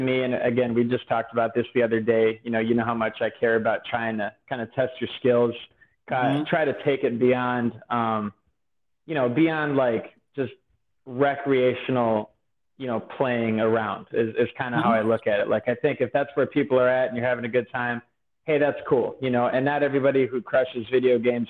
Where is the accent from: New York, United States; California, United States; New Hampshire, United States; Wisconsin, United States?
Wisconsin, United States; I'm from Wisconsin